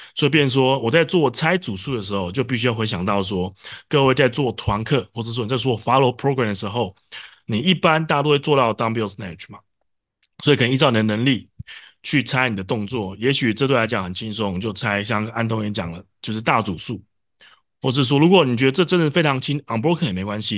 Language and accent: Chinese; Taiwan; 我们台湾人毕竟又不是母语